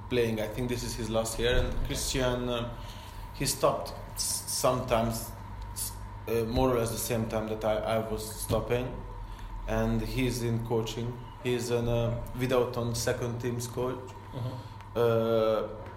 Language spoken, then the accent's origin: English; Porto, Porto District, Portugal; English is a second language; Because I come from Porto